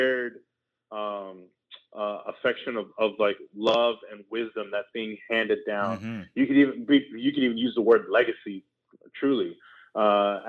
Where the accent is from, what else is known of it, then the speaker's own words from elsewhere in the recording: Houston, Texas, United States; moved away as an adult; I was born in Houston, Texas, came from Southwest Houston.